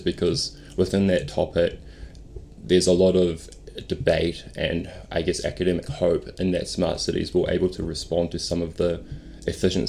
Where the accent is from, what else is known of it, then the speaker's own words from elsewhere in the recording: Auckland, New Zealand; I grew up in West Auckland, Henderson.